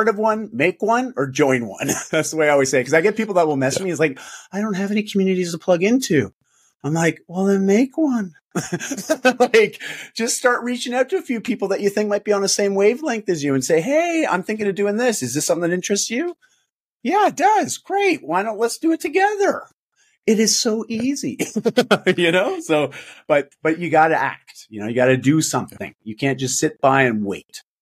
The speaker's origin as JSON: {"language": "English", "country": "Canada", "said": "I'm Canadian"}